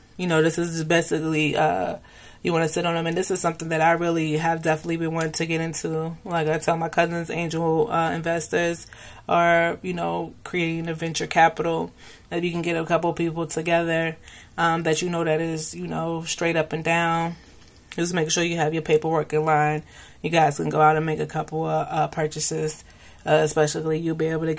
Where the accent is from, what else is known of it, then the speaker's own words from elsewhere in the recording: United States; Being in the U.S. and being American